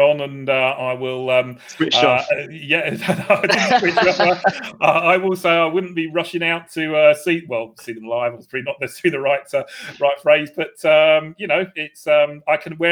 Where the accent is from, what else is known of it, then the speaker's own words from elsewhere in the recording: Essex, East of England, United Kingdom; I was brought up in Essex